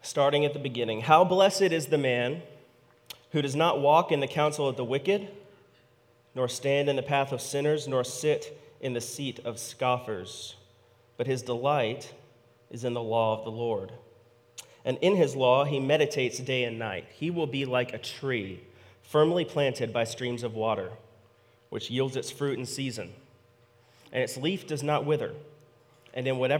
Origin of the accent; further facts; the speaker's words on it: United States; It's our declarative birthright as American citizens